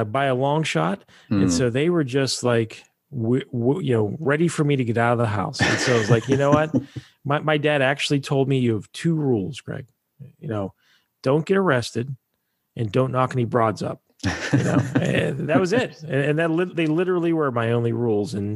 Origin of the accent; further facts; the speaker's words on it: Pittsburgh, Pennsylvania, United States; it was Pittsburgh. That's my hometown